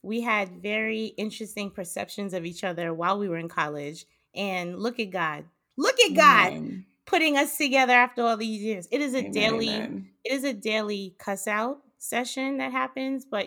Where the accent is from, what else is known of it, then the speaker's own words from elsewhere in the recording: New York City, New York, United States; moved away as an adult; also born or lived in Brooklyn / Boston; I am originally from Queens, New York. I lived there my entire life